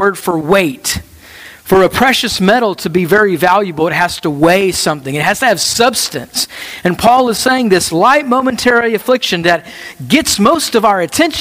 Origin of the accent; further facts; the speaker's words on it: United States; our life as American Christians